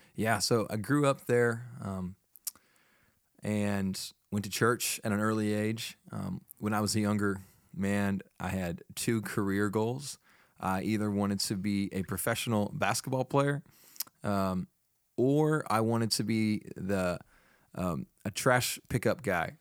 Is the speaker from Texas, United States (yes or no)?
yes; Fort Worth, Texas, United States; moved away as an adult; also born or lived in Chattanooga, Tennessee; now in Nacogdoches, United States; I grew up in Fort Worth